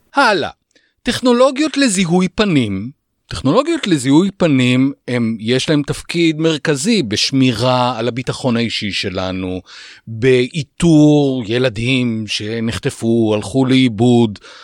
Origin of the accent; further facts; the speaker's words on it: Israel; כאן בישראל אנחנו ישראלים